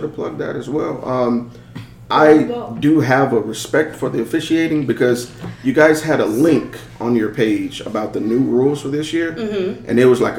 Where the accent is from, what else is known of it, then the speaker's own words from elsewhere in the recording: Mobile, Alabama, United States; also born or lived in Huntsville, Alabama; I grew up here in Mobile, then I moved to Huntsville for 15 years and came back.